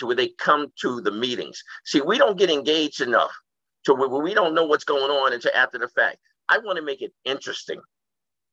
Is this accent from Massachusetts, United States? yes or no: yes; Boston, Massachusetts, United States; now in Brockton, United States; Brockton, and I grew up in Boston.